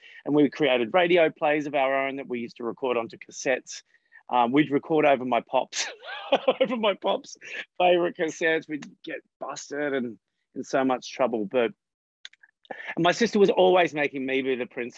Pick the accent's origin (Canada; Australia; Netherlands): Australia; Coffs Harbour, New South Wales; I was living in a regional area that didn't have a lot of accessibility to youth theatre groups and things like that. So by the time I was a teenager, we had a local television station